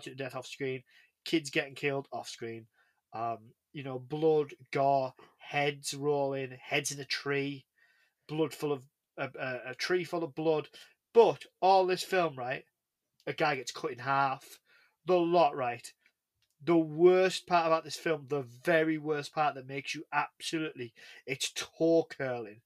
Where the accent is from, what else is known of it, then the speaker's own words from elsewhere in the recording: England, United Kingdom; I'm English.